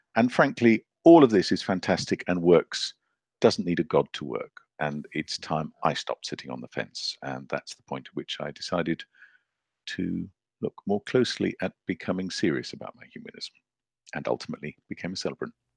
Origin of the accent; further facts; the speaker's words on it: Zambia; moved away; also born or lived in Zimbabwe / Scotland / London; I grew up in Zambia